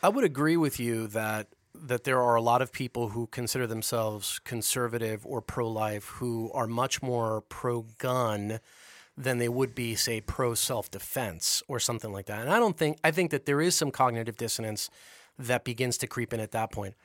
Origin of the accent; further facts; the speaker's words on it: United States; being an American